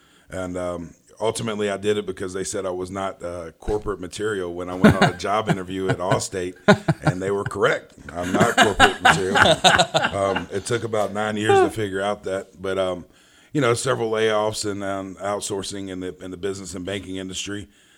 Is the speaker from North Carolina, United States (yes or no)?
yes; Charlotte, North Carolina, United States; born there; but I was born right here in Charlotte, North Carolina.